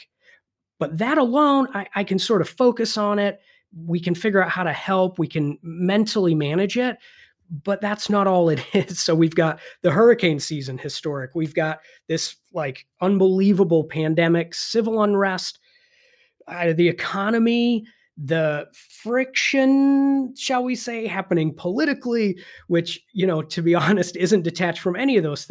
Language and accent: English; Michigan, United States; I'm from Michigan. Natural disasters just aren't a very commonplace thing here.